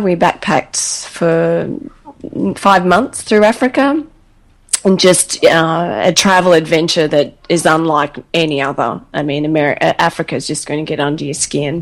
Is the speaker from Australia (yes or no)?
yes; Australia